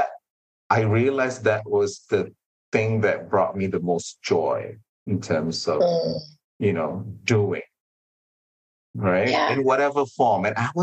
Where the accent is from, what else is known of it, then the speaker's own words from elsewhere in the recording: Malaysia; being Malaysian